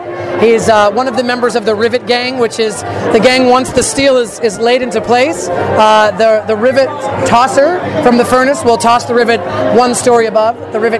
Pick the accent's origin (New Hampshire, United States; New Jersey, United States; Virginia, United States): New Jersey, United States; moved away as an adult; also born or lived in New York; now in Los Angeles, United States; I was raised in New Jersey, went to New York, lived in New York, went to college in New York, the American Musical and Dramatics Academy.